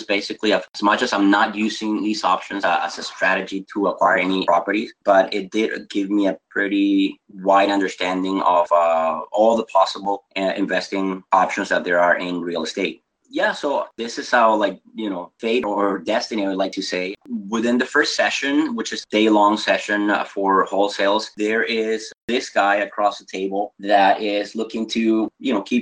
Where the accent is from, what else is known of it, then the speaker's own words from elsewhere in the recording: Venezuela; moved away as an adult; also born or lived in United States; I am actually originally from South America, from Venezuela.